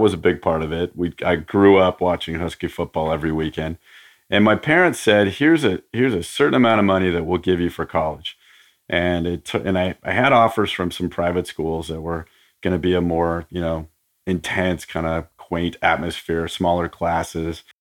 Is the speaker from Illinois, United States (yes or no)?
no; Portland, Oregon, United States; I grew up in Portland, Oregon.